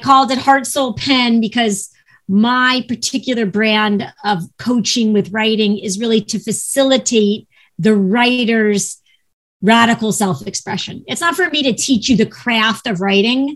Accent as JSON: {"language": "English", "region": "Ohio", "country": "United States", "moved": "yes", "lives_now": "Los Angeles, United States", "said": "Even though I live in LA, I am from Ohio."}